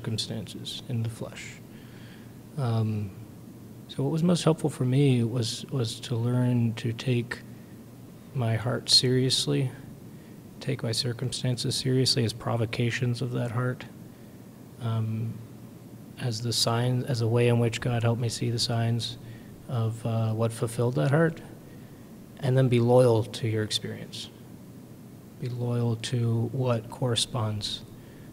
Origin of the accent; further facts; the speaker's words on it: New Brunswick, Canada; moved away; I am from New Brunswick, Canada, originally.